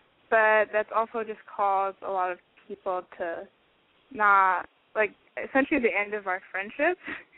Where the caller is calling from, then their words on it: Washington, United States; I'm 21, and I've called in before. And I guess I'm calling from Washington State.